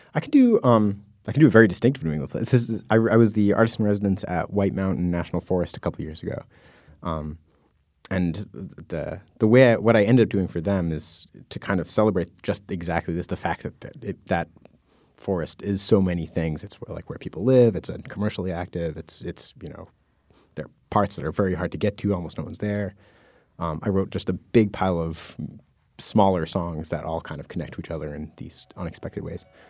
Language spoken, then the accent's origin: English; New England, United States; I grew up in the Mass, New Hampshire border